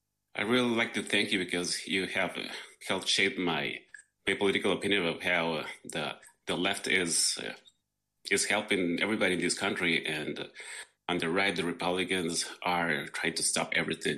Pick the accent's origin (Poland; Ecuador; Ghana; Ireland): Ecuador; Quito, Pichincha; now in Portland, United States; Yes, I live in Portland, Oregon. I'm an immigrant from Quito, Ecuador.